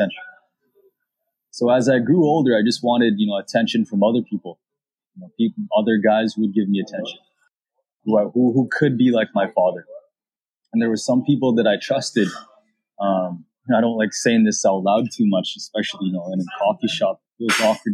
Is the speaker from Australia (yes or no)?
no; Canada; I'm a Filipino-Canadian, born in Canada